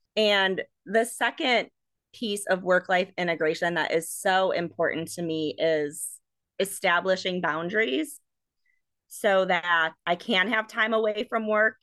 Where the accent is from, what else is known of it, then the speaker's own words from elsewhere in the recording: Milwaukee, Wisconsin, United States; moved away as an adult; also born or lived in Madison, Wisconsin; now in Iowa, United States; I was born in Milwaukee and grew up in a suburb of Milwaukee in Wisconsin.